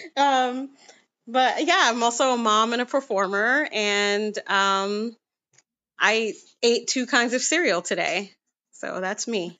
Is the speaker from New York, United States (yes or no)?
yes; New York City, New York, United States; now in Brooklyn, United States; I'm from Queens originally, and now I live in Brooklyn